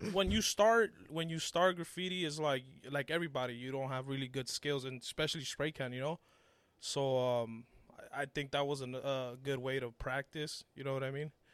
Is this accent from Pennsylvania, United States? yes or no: no; Los Angeles, California, United States; born or raised there; English is a second language; also born or lived in Mexico